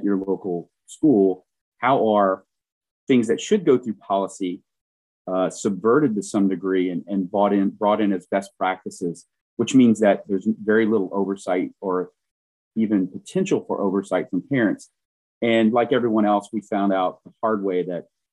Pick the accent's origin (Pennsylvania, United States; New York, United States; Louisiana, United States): Louisiana, United States; Southwest; now in Oregon, Wisconsin, United States; I'm from Southwest Louisiana, really far south.